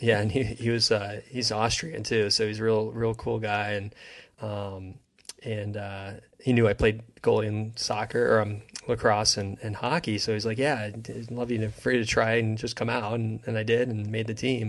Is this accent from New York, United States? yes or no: no; New Jersey, United States; I grew up in New Jersey